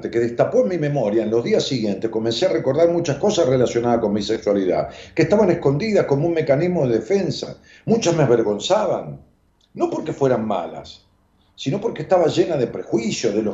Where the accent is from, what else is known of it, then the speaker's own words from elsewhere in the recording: Argentina; mi problema tiene que ver con que soy una docente argentina, con tres hijos